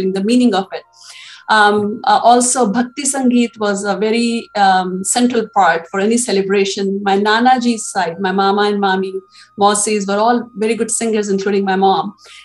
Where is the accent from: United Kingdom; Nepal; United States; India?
India; Indore, Madhya Pradesh; moved away; I grew up in Maharashtrian family in Indore